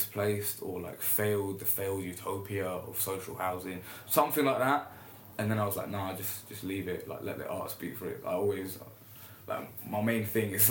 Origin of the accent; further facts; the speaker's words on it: London, United Kingdom; also born or lived in Jeddah, Saudi Arabia / Eritrea (ancestry); I'll say I'm from Camden as well